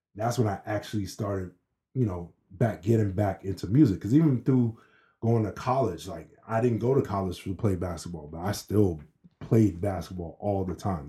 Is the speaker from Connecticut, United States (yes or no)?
no; Maryland, United States; also born or lived in Boston, Massachusetts; we moved to Maryland when I was five from Boston.